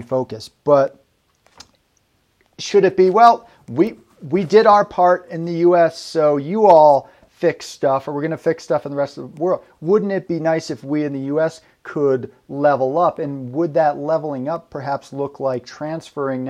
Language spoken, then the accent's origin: English; Northeast, United States; I come from the Northeast